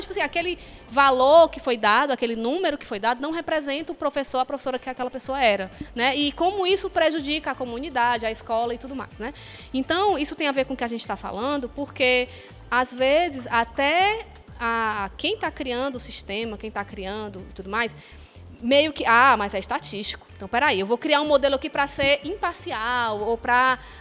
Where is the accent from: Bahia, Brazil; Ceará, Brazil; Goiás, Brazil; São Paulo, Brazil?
Ceará, Brazil; Fortaleza; now in Quixadá, Brazil; Eu sou de Fortaleza